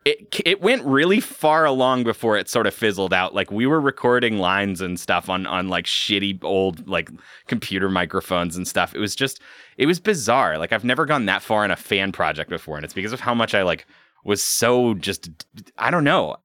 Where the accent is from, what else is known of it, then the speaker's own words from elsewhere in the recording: Pacific Northwest, United States; My experience growing up in the Pacific Northwest has been decidedly not supernatural